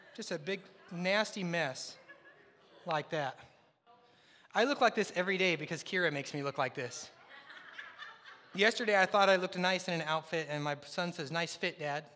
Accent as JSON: {"language": "English", "area": "the Northwest", "region": "Pacific Northwest", "country": "United States", "moved": "yes", "said": "I'm from the Northwest"}